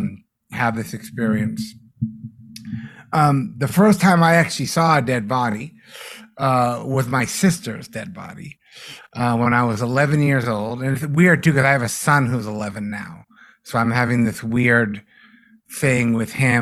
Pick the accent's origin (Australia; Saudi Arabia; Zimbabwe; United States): United States; Massachusetts; growing up in Massachusetts